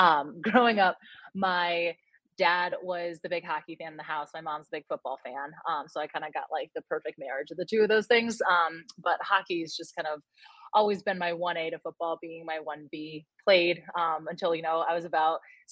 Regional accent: Connecticut, United States; I did grow up a Boston Bruins fan just because, again, I'm from Connecticut.

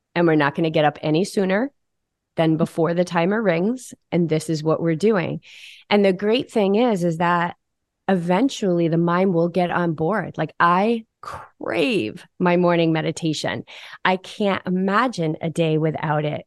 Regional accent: New England, United States; I grew up in New England. I'm the daughter of a Marine.

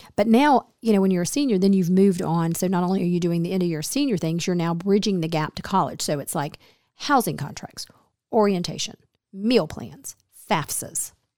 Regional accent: Smyrna, Georgia, United States; a small suburb that I grew up in near Atlanta.

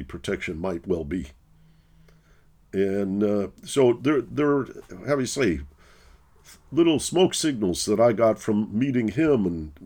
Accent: Detroit, Michigan, United States; also born or lived in Northern California; now in New York, United States; I live in New York. My family has a home in Northern California, and I'm from Detroit, what we call flyover America

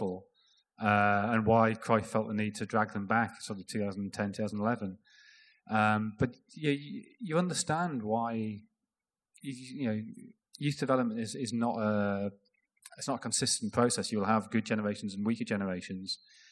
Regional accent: Sunderland, North East England, United Kingdom; growing up in Sunderland, where there is obviously a lot of Scottish influence

